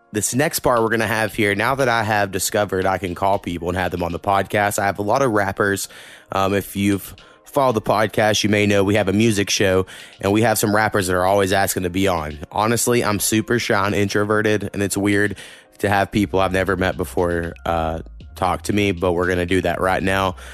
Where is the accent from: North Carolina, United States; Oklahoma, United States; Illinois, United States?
Oklahoma, United States; moved away; I grew up in a real small town, where you go Oklahoma